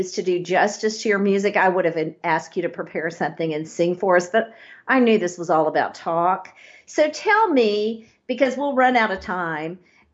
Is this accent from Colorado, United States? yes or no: no; East Texas, United States; accent: East Texas; my East Texas accent